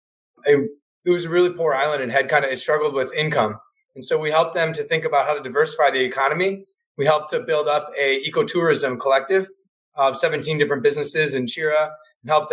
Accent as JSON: {"language": "English", "region": "Wisconsin", "country": "United States", "tie": "born or raised there", "also_born_or_lived": "Chicago / Costa Rica", "moved": "as an adult", "said": "I grew up in Wisconsin in a small town"}